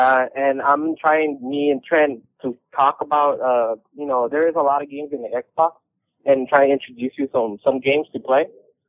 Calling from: Los Angeles, California, United States; from California in L.A.

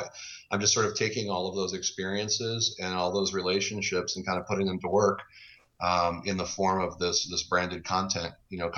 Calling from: Kirkland, Washington, United States; I'm just outside Seattle, Washington in lovely sunny Kirkland.

